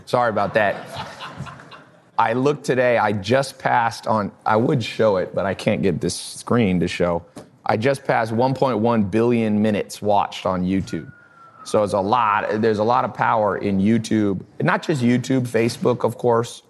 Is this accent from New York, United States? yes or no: no; Long Beach, California, United States; moved away; also born or lived in the South (US); I was born in Los An-, Long Beach, California. So I wasn't used to these sayings.